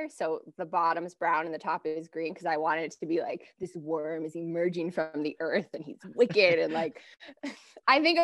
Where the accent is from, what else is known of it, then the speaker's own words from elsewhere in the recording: Los Angeles, California, United States; moved away; I'm from Los Angeles